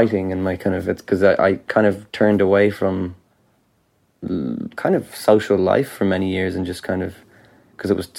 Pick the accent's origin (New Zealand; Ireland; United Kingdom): Ireland; as an Irish person